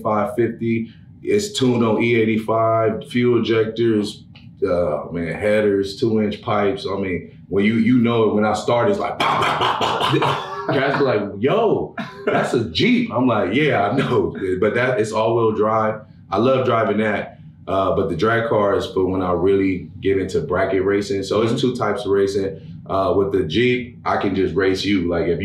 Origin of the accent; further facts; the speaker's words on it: Los Angeles, California, United States; I grew up in Los Angeles, California. Then I moved to Pomona, and Pomona has the Los Angeles County Fair